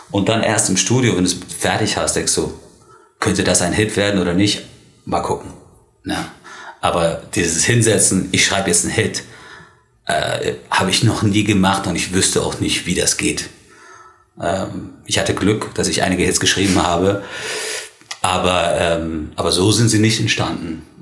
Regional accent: Spain; born there; Weil, weil ich bin ja, also ich bin Ire, allerdings ähm, ist es ein bisschen komplexer. Ich bin in Spanien geboren

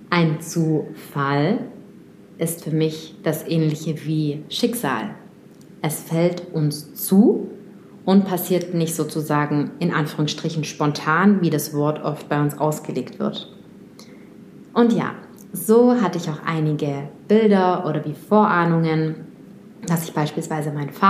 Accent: Moscow, Russia; born there; German is a second language; ich bin in Moskau geboren, ich bin in Russland zur Welt gekommen und habe dann auch schon oft meinen Wohnort gewechselt.

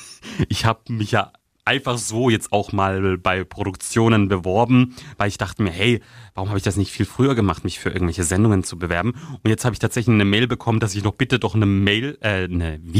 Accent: Baden-Württemberg, Germany; dem Landkreis Karlsruhe, sogar da haben sich Leute gemeldet, mit denen ich wirklich, ich habe gar keinen Kontakt zu denen.

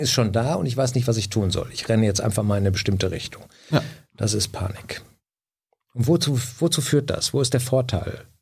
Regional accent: Düsseldorf, North Rhine-Westphalia, Germany; Ich bin, wie gesagt, im Einzugsbereich des Ruhrgebietes aufgewachsen

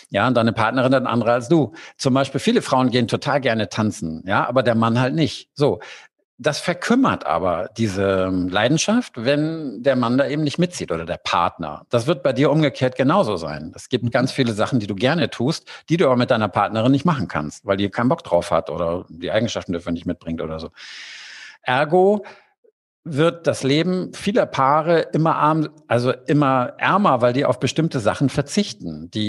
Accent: Hamburg, Germany; born there; now in Cologne, Germany; Ich bin in Hamburg geboren und äh, bin später nach Köln gezogen und habe dann auch angefangen, das in anderen Städten ähm, aufzubauen.

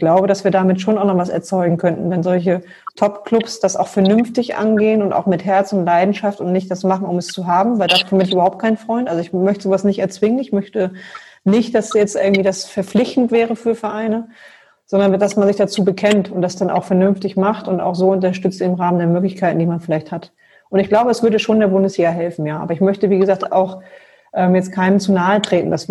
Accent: Wolfsburg, Lower Saxony, Germany; Ja, ich bin ja gebürtige Wolfsburgerin

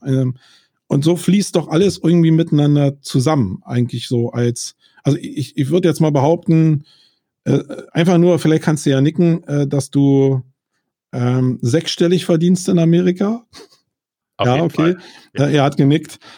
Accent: Germany; wir in Deutschland

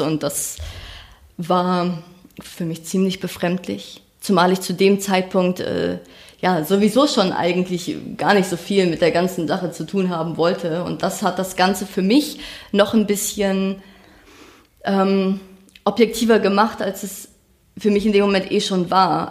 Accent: far north of Schleswig-Holstein, Germany; Ich bin auf dem Dorf aufgewachsen. Das war ähm, ganz weit oben in Schleswig-Holstein

